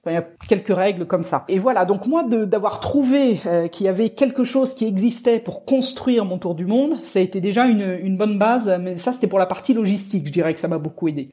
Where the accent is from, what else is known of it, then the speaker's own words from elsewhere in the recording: Rouen, Normandy, France; moved away; quand je suis passé par Rouen, ma ville natale